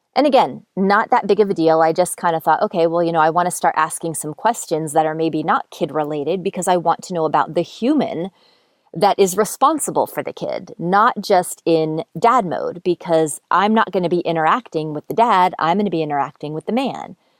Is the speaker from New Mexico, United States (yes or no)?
no; Montoursville, Pennsylvania, United States; moved away; "Montoursville," which is where I grew up. That's my hometown.